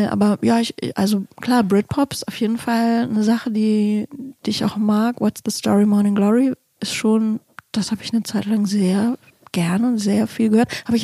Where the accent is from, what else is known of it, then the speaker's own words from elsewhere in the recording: Hamburg, Germany; bin ja als Hamburgerin auch, ich bin ganz klar zum Beispiel mit FC St. Pauli